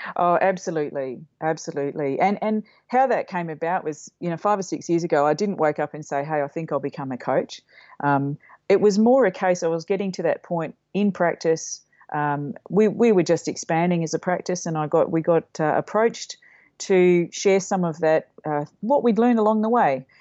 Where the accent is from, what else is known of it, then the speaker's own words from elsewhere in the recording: Mildura, Victoria, Australia; moved away; I grew up in Mildura, a country town up on the Murray